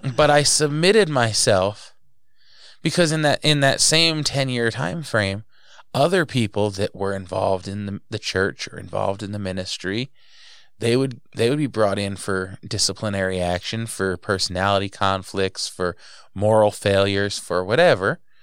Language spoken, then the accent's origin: English; New Jersey, United States; moved away; I was raised in New Jersey